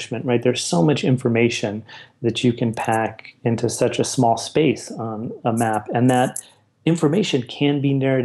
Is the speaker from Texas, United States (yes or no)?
yes; El Paso, Texas, United States; where I grew up in El Paso